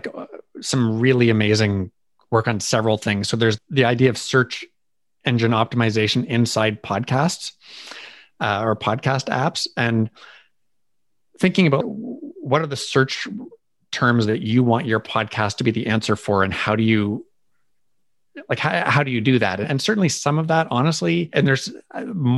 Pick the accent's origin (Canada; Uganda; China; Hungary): Canada; I'm Canadian